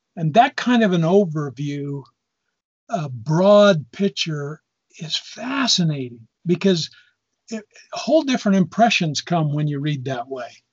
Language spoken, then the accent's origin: English; Lewiston, Utah, United States; I grew up in Cache Valley, up in Lewiston